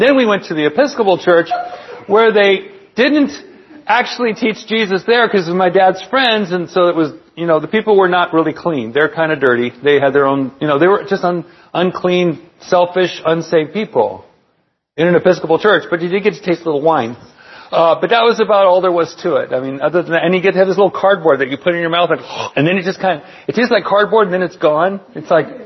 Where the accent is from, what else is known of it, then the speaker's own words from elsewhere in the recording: Palm Springs, California, United States; also born or lived in San Bernardino; at Palm Springs High School. We moved out from San Bernardino and then moved out to Palm Springs.